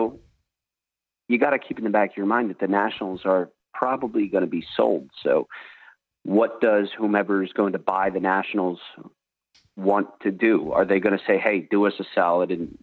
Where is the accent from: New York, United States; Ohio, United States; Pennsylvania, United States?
Pennsylvania, United States; Philadelphia; now in Washington, D.C., United States; I'm from the Philadelphia area, as you can hear from my terrible accent